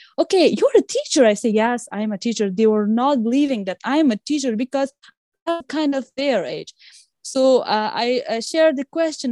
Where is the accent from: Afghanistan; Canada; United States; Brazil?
Afghanistan; English is a second language; in my home country